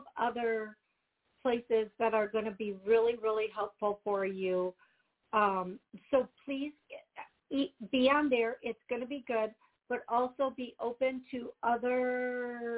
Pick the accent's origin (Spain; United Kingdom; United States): United States; Wisconsin; You can tell I'm from here.